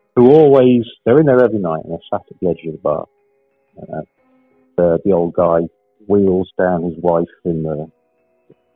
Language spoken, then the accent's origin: English; Wales, United Kingdom; I grew up in Wales, which is a part of the UK